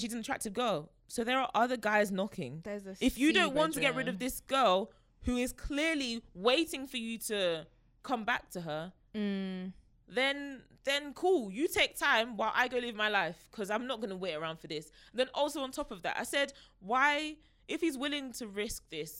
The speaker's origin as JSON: {"language": "English", "country": "Nigeria", "said": "I'm just Nigerian. Not even just, I am Nigerian."}